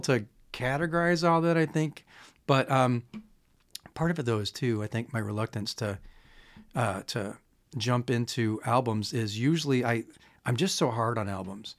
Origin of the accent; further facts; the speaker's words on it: Chicago, Illinois, United States; I'm from Chicago